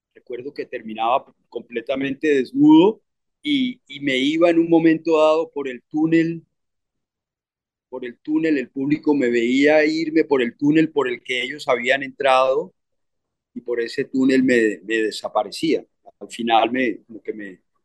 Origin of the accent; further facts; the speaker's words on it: Bogotá, Colombia; also born or lived in Cartagena / New York; en el Colegio San Carlos de Bogotá, con curas y monjas gringos del Midwest